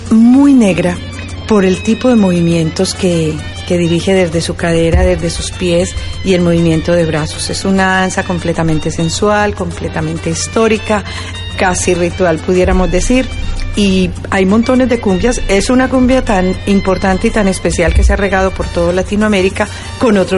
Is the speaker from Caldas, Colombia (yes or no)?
yes; Manizales, Caldas, Colombia; vengo de Manizales. Eh, la capital del departamento de Caldas, eh, obviamente en Colombia, en la región del eje cafetero y mm, ciudad universitaria porque tenemos montones de estudiantes de todo el país